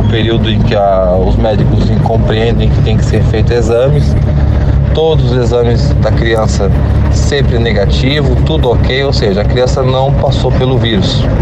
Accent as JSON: {"language": "Portuguese", "region": "Santa Catarina", "country": "Brazil", "said": "sou de Santa Catarina, como eu falei lá no começo do áudio."}